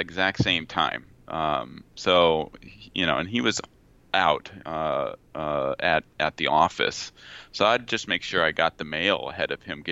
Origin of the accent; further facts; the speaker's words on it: Placentia, California, United States; I grew up in Placentia, California, near Yorba Linda, Brea area